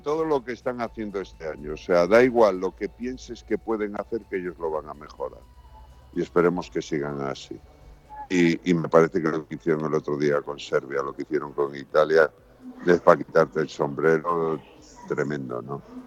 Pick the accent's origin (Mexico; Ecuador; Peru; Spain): Spain; Galicia; soy gallego